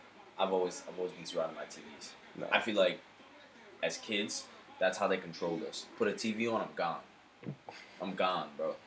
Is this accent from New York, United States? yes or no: yes; Brooklyn, New York, United States; growing up in Brooklyn